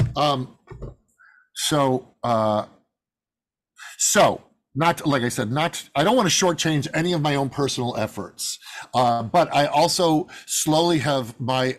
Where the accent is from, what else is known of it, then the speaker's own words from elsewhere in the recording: Midwest, United States; I was born in the Midwest to uh, middle